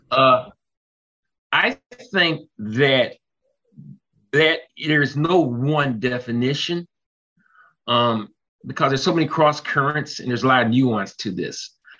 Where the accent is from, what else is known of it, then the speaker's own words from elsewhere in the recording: Detroit, Michigan, United States; Detroit, Michigan in the United States